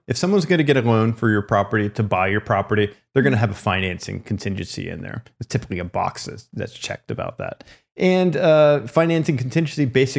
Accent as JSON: {"language": "English", "region": "California", "country": "United States", "said": "they saw that I was someone from California, obviously was not involved in the community or anything like that."}